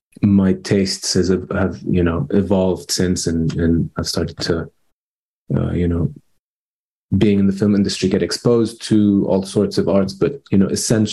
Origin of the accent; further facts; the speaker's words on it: Amman, Amman Governorate, Jordan; I grew up in Amman